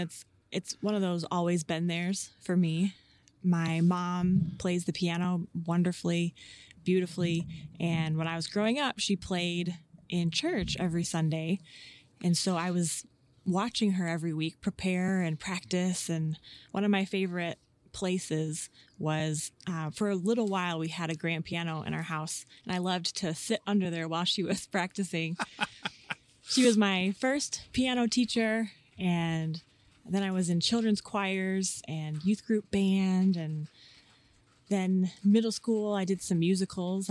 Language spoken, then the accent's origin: English; West Chicago, Illinois, United States; now in Washington, United States; I grew up in West Chicago